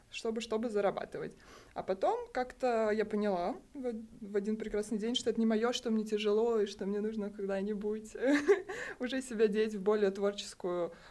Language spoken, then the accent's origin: Russian; Crimea, Ukraine; Я училась э, в Крыму, я крымчанка, э, по образованию архитектор-проектировщик